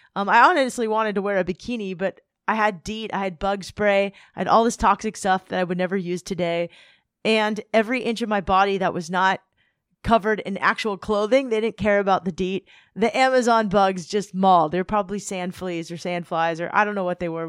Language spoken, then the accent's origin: English; Southern California, United States; I'm from Southern California